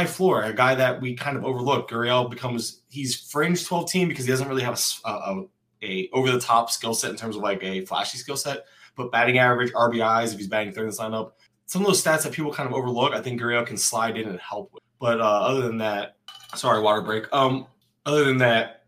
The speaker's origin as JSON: {"language": "English", "region": "Florida", "country": "United States", "said": "I'm from Florida"}